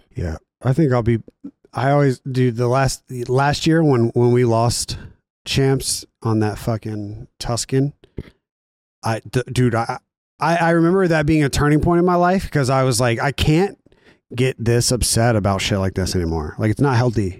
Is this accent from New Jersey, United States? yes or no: no; Raleigh, North Carolina, United States; born or raised there; moved away